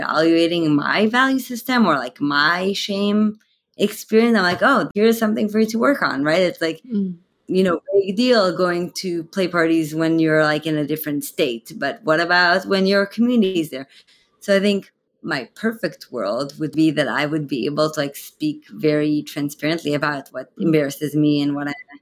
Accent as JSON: {"language": "English", "country": "Israel", "moved": "yes", "lives_now": "San Francisco Bay Area, United States", "said": "I am originally from Israel"}